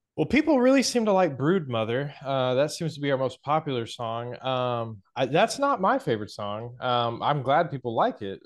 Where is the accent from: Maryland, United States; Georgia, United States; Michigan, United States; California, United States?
Georgia, United States; Atlanta; moved away as an adult; also born or lived in Knoxville, Tennessee; from Atlanta where I grew up